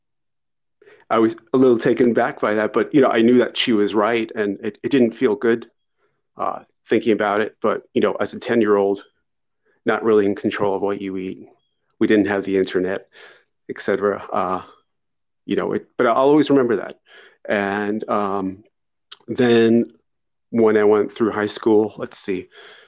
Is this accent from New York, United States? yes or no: yes; Long Island, New York, United States; also born or lived in Maine; I grew up on Long Island. I was born in Maine